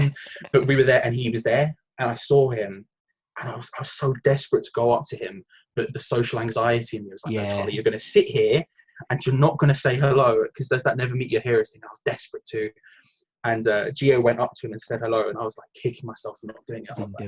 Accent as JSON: {"language": "English", "region": "London", "country": "United Kingdom", "tie": "born or raised there", "said": "I'm from a similar area. I grew up in North London."}